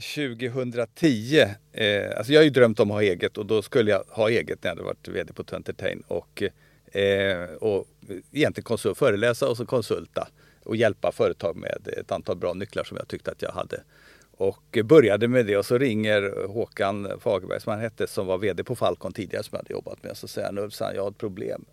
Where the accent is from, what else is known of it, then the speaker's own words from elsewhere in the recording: Stockholm, Stockholm County, Sweden; also born or lived in Solna; Jag är uppvuxen i Stockholm, i Bromma.